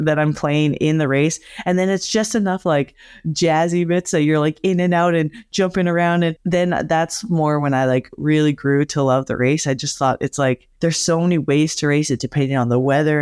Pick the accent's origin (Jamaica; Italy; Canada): Canada; Alberta; born or raised there; moved away